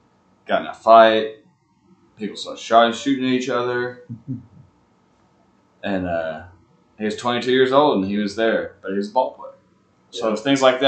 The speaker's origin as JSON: {"language": "English", "town": "Huntsville", "region": "Alabama", "country": "United States", "tie": "born or raised there", "said": "I'm one of the few born and raised in Huntsville."}